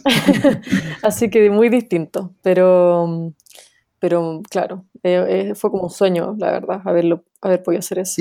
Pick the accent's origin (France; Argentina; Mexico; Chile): Chile; moved away as an adult; also born or lived in New York, United States; Nací en Chile, viví toda mi vida en Chile antes de irme a Estados Unidos a estudiar el doctorado en Colombia, en Nueva York